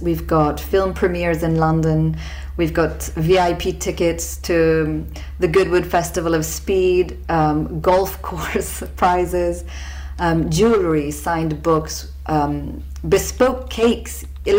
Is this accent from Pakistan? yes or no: yes; Sindh, Pakistan; me, my brother Zulfikar, and our friend Minal Munshi came together because we come from the Sindh province, which is the worst affected in terms of the number of flood affectees